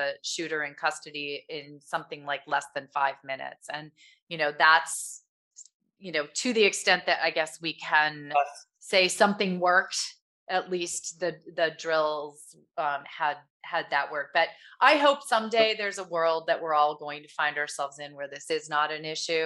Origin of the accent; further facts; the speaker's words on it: Michigan, United States; also born or lived in California; I grew up in Michigan